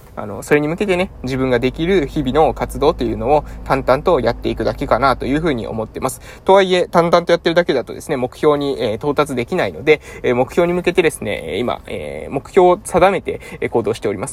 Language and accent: Japanese; Japan; 地元に戻ってきたのもですね